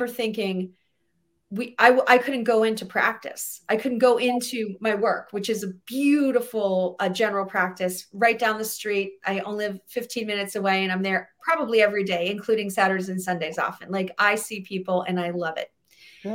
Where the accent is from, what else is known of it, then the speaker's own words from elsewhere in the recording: New England, United States; I'm from New England.